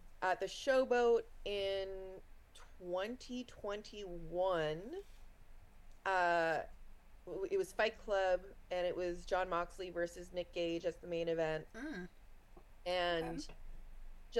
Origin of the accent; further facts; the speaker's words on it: East Coast of Canada, Canada; I'm like from the East Coast of Canada